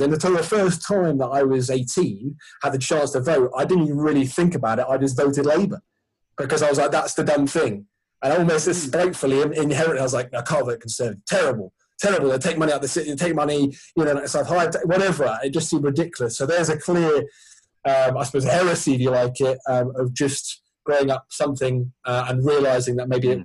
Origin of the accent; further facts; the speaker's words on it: Sussex, South East England, United Kingdom; I grew up in, when I grew up in Sussex